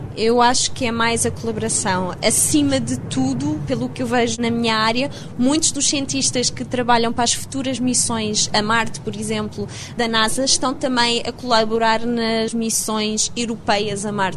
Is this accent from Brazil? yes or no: no; Portugal; moved away as an adult; also born or lived in Leiden, Netherlands; now in London, United Kingdom; não interessa se sou portuguesa